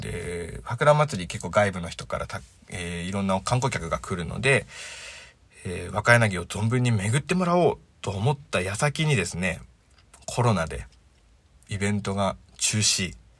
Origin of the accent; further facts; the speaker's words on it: Miyagi, Japan; also born or lived in Sendai / Kurihara; 生まれも育ちも宮城県